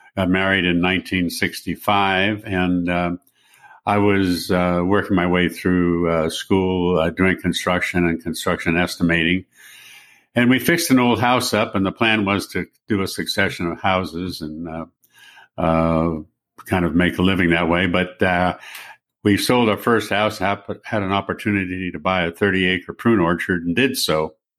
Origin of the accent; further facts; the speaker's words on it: San Francisco, California, United States; I'm from San Francisco and, um, was born and raised there